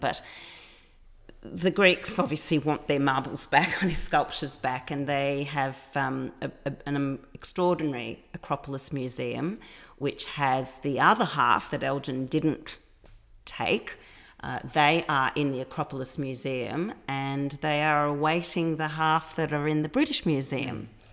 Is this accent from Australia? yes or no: yes; Melbourne, Victoria, Australia; moved away as an adult; now in Athens, Greece; Melbourne's my hometown. I'm a I'm a Melbourne girl.